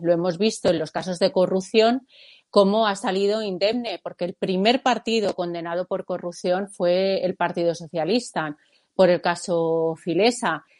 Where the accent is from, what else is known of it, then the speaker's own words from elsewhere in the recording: Spain; forma parte de nuestra de nuestro ser, ¿no? Como, como españoles